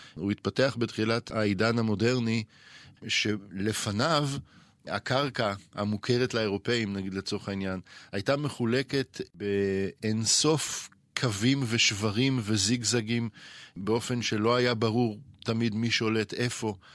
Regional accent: Israel; לנו, כישראלים

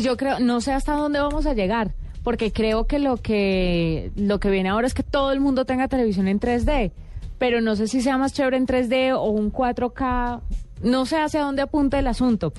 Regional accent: Buga, Valle del Cauca, Colombia; moved away; en Buga Valle, de donde yo vengo

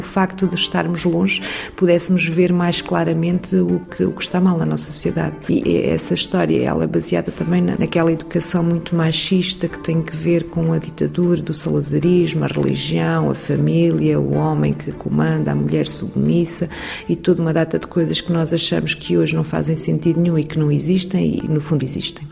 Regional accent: Portugal; moved away as an adult; now in France; no local onde cresci, na aldeia onde vivi

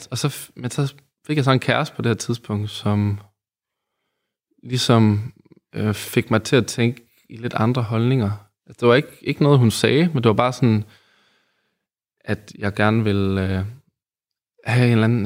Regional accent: Aarhus, Central Denmark Region, Denmark; also born or lived in Odense, Denmark; så kommer jeg jo fra Odense. Ja. Men øh, så havnede jeg i Aarhus

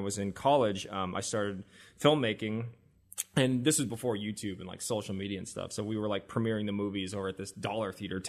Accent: South Korea; So explaining to people that I was like half Japanese, but I'm from Korea and I'm actually Korean, was really confusing to people. So eventually I just started not saying anything about my adoption.

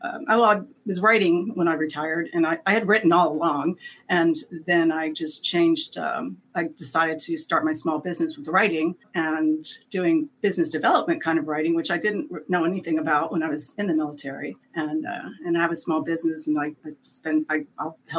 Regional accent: Maryland, United States; also born or lived in San Diego; I grew up here in Maryland.

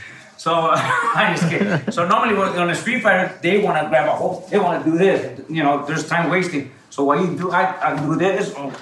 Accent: Los Angeles, California, United States; also born or lived in Honduras; Honduras, and I grew up in Van Nuys, California.

